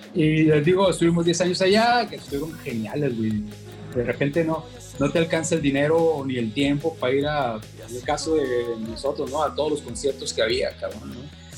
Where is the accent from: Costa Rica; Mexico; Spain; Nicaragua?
Mexico; Culiacán, Sinaloa; also born or lived in Monterrey; todo el pinche Culiacán, ¿qué es? Pues el rancho chico, güey. Somos pues norteños, provincianos.